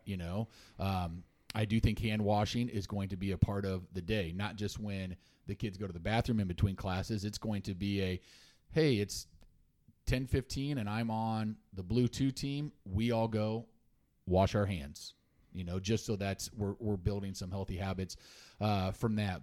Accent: Salina, Kansas, United States; I grew up in Salina till eighth grade

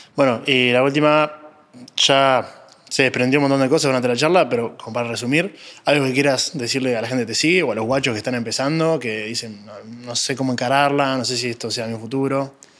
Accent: Uruguay; yo soy uruguayo

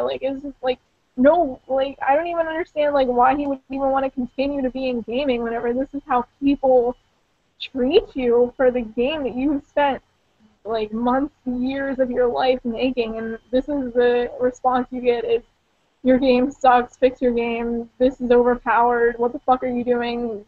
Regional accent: Pittsburgh, Pennsylvania, United States; accent: Pittsburgh; my Pittsburgh accent

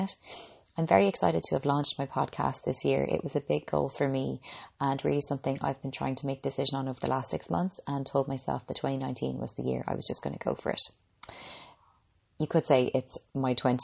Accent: Ireland; I'm an Irish girl

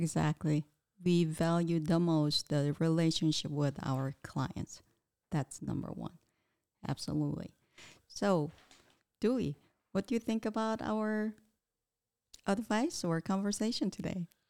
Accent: Daegu, South Korea; moved away; I'm originally from Daegu City, South Korea.

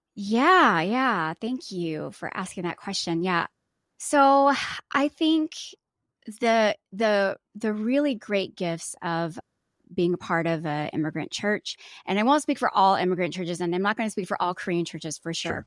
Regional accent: Atlanta, Georgia, United States; I was born and raised here. I was raised mostly mostly in the South. I'm from Atlanta, so I'm very Southern through and And uh, through.

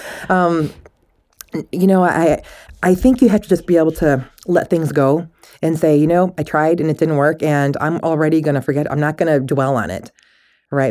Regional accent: Michigan, United States; moved away; I'm from Michigan originally

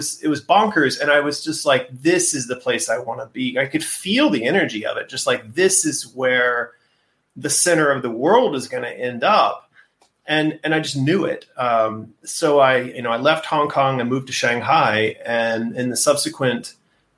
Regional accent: United States; moved away as an adult; now in China; as an American citizen with a passport and a Social Security number

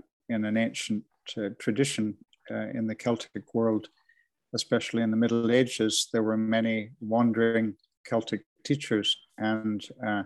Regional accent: Canada; now in Edinburgh, United Kingdom; I'm based in Edinburgh here with my wife. This is where we've reared our children. But I'm Canadian by birth. I began on your side of the Atlantic.

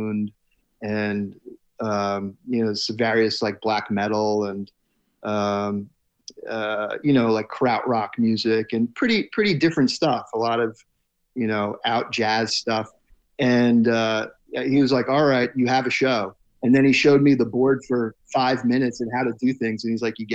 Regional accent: New Jersey, United States; I grew up in Central Jersey, so I was in between New York City and Philadelphia

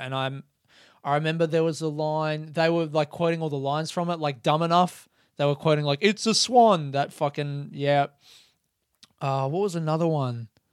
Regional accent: Adelaide, South Australia, Australia; growing up in Adelaide

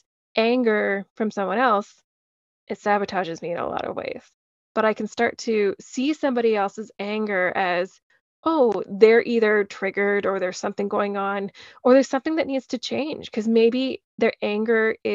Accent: Calgary, Alberta, Canada; also born or lived in Edmonton, Alberta; I was born in Edmonton, Alberta, but moved when I was 3 months old. So I've grown up in Calgary for most of my life.

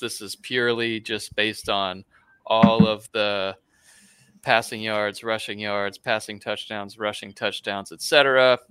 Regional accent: Gainesville, Florida, United States; I am from Gainesville

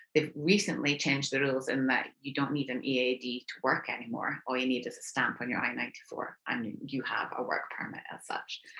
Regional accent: United Kingdom; moved away as an adult; now in Houston, United States; I am British

